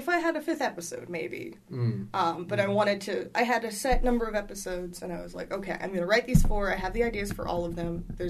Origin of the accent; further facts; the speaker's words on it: New York City, New York, United States; New York. And it was on the Upper West Side. Like, it's not a neighborhood that gets robbed very often.